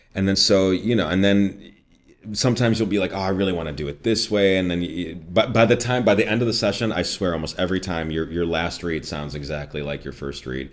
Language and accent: English; Midwest, United States; accent: Midwest; I'm from the, the northwest suburbs.